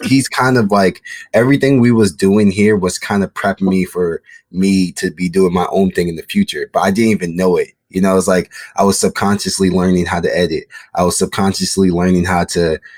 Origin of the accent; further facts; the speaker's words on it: Maryland, United States; moved away as an adult; also born or lived in Chicago, Illinois; now in Los Angeles, United States; I was born in Chicago. And then I moved from Chicago when I was like 7 years old. And then I came to Maryland.